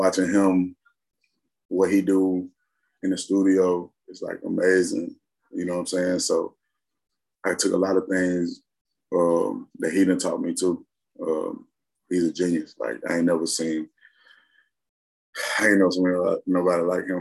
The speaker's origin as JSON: {"language": "English", "town": "Memphis", "region": "Tennessee", "country": "United States", "said": "I come from Memphis"}